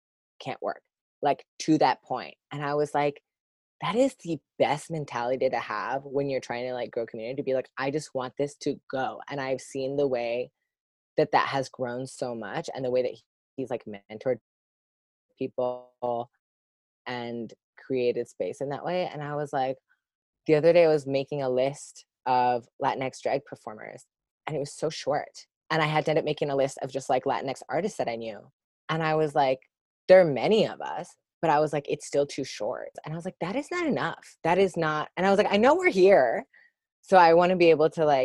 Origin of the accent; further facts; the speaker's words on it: Sudbury, Ontario, Canada; moved away as an adult; also born or lived in Toronto area; I grew up in Sudbury, Ontario, which is like 5 hours north from here